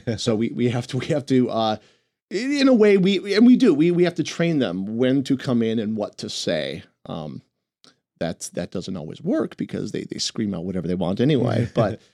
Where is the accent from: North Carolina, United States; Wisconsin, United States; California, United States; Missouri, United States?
Wisconsin, United States; Milwaukee; moved away; also born or lived in New York; my hometown of Milwaukee, Wisconsin